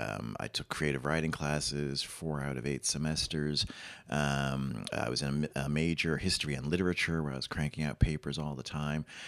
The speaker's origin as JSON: {"language": "English", "town": "New York City", "region": "New York", "country": "United States", "tie": "born or raised there", "moved": "as an adult", "lives_now": "Paris, France", "said": "I grew up in the Bronx, um, down the street from Yankee Stadium"}